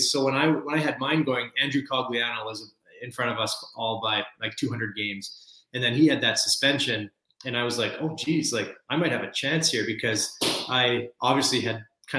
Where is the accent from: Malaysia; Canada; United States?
Canada; Burnaby, British Columbia; I grew up in Burnaby, British Columbia, home of Joe Sakic, which is what most people think of with Burnaby.